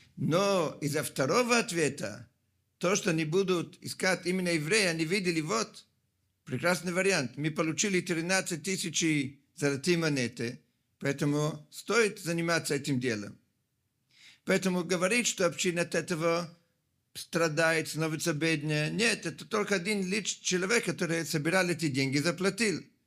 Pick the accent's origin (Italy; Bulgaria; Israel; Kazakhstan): Italy; Russian is a second language; moved away; Я сам, как много из вас знают, родом из Италии